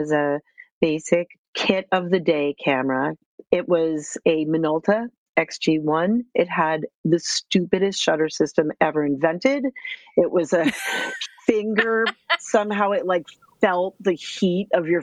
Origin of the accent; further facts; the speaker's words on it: Cambridge, Massachusetts, United States; I grew up in Cambridge, Massachusetts.